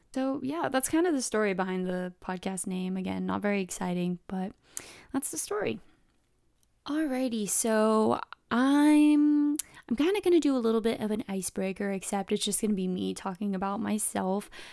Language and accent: English; San Diego, California, United States; also born or lived in Riverside, California; I live in San Diego, California, SoCal, born and raised